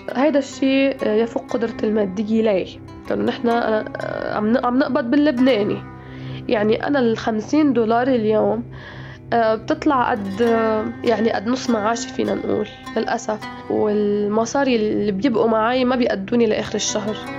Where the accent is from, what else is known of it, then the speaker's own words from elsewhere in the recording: Al-Marj, Beqaa, Lebanon; moved away as an adult; now in Beirut, Lebanon; ولدت وترعرعت بمنطقة البقاع الغربي بضيعة صغيرة اسمها المرج